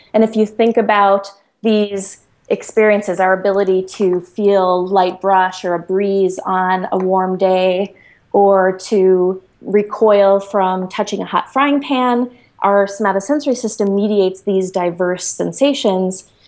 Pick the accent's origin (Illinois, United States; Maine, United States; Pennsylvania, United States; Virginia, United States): Illinois, United States; Chicago; I grew up in Chicago in the inner city and went to public school.